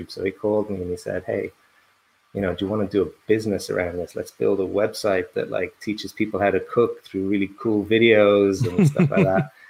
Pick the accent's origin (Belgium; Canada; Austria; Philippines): Belgium; Brussels; accent: very soft; and I grew up in in in Belgium in Brussels, so my accent is very soft.